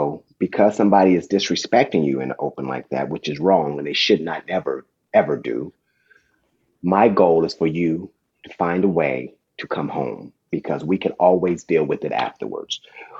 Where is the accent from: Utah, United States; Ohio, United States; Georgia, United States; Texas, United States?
Ohio, United States; Dayton; I mean, I got this talk when I was growing up in Dayton.